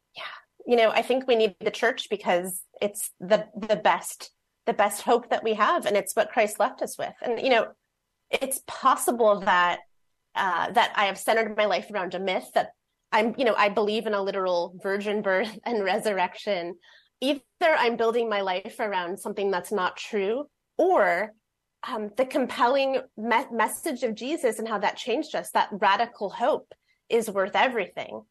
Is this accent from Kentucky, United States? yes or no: no; Fort Wayne, Indiana, United States; born or raised there; moved away as an adult; now in Seattle, United States